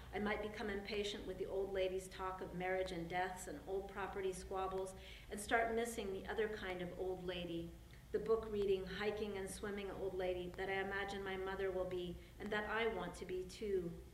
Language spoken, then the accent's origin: English; California, United States; I'm from California where we have lots of pomegranates